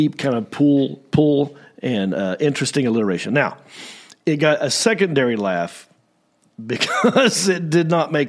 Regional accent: Southern United States, United States; accent: Southern

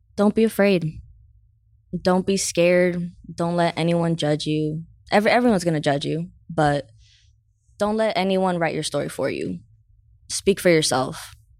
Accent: San Diego, California, United States; I grew up in Southeast San Diego, so, uh, Skyline, Skyline area.

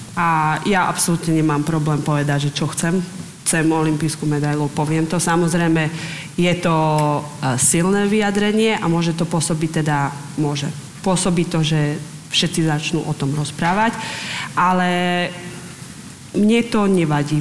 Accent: Slovakia; also born or lived in Liptov; ja som zo Slovenska

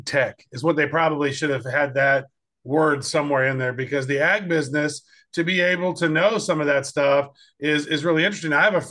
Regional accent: Kansas City, United States; really close to my hometown there in Kansas City.

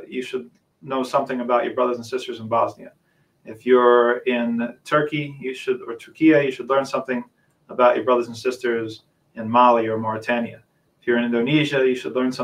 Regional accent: New Jersey, United States; also born or lived in Medina, Saudi Arabia; I am a New Jersey native. I come from South Jersey, born and raised

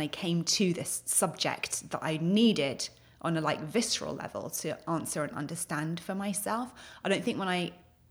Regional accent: United Kingdom; moved away as an adult; now in United States; So I'm British by birth. I've been based in the US for 11 years now

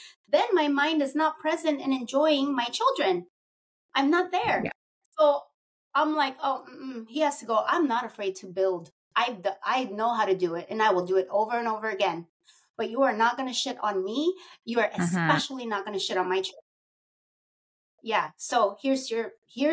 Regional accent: Philippines; I'm Filipino, and we're very, my heritage is very traditional

